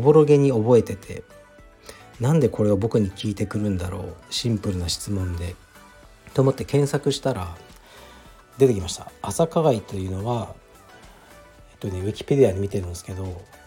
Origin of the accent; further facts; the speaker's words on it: Fukuoka, Japan; moved away; 僕が福岡出身